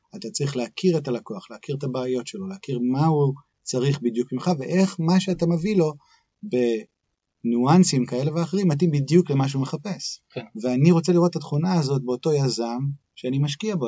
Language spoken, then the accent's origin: Hebrew; Haifa, Haifa District, Israel; moved away as an adult; also born or lived in United States; נולדתי בחיפה, בישראל